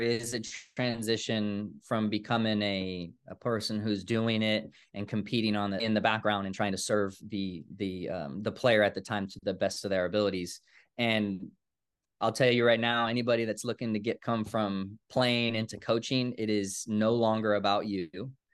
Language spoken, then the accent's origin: English; Woodland, California, United States; moved away; I grew up in Woodland, California